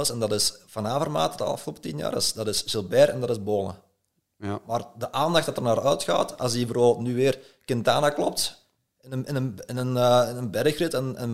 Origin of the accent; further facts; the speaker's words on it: Belgium; we zijn nu als Belgen